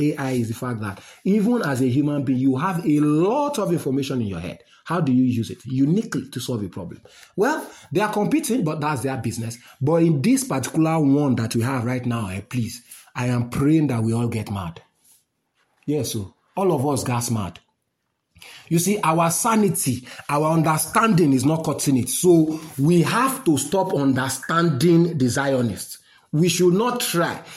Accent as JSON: {"language": "English", "country": "Nigeria", "said": "as a Nigerian, normal man"}